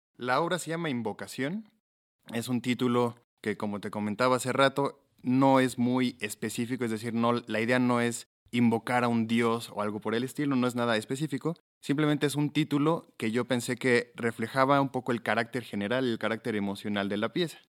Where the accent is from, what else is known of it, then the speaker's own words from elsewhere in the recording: Mexico; Tengo ambas nacionalidades, pero nací en México y he radicado toda mi vida en México